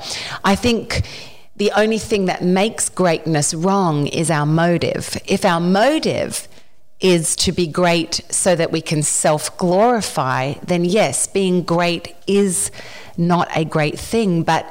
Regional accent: Australia; moved away as an adult; now in Nashville, United States

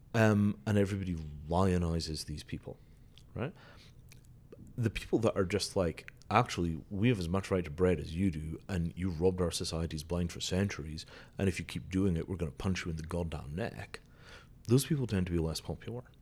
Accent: Scotland, United Kingdom; I grew up in Scotland

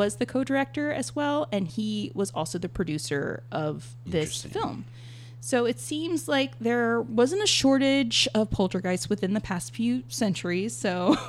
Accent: the South, United States; I grew up in the South

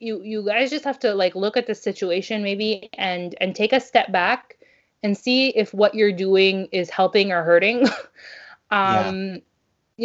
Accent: Canada; now in Montreal, Canada; as a Canadian

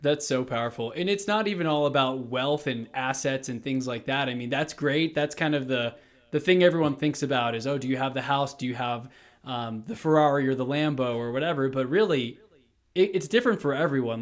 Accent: Houston, Texas, United States; moved away as an adult; now in Colorado, United States; I'm from Houston, Texas. Literally decided to just up and move to Colorado about a month and a half ago

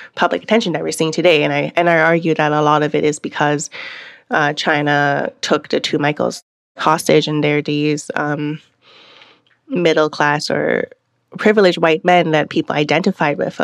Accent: Canada; also born or lived in Hong Kong; I had to struggle to learn my Chinese characters growing up in Canada

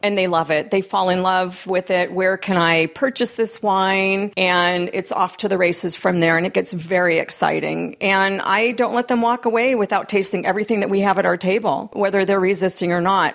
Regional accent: Midwest, United States; now in California, United States; I'm originally from the Midwest

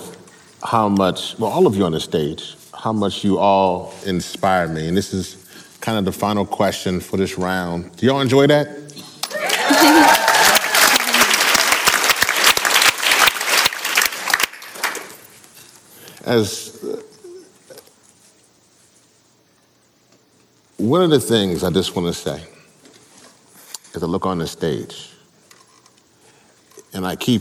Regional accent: Louisiana, United States; I'm from Louisiana, my parents are all from Trinidad

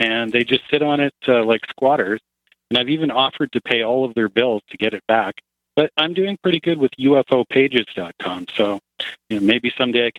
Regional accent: Canada; Well, I'm from Canada

